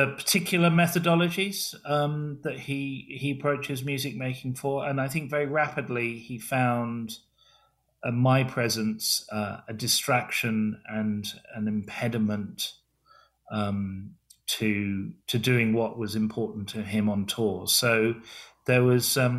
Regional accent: England, United Kingdom; I grew up in England as punk rock was happening.

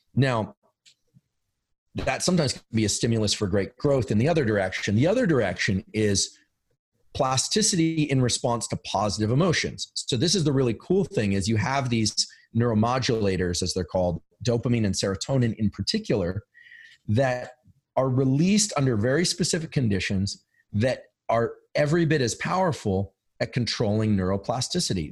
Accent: Silicon Valley, California, United States; I'm from Silicon Valley. I live in Silicon Valley

